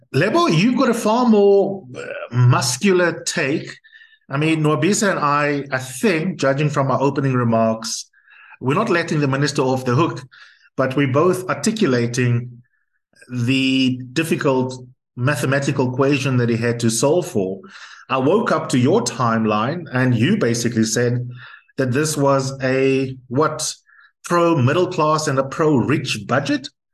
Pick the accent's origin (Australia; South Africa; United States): South Africa; as a South African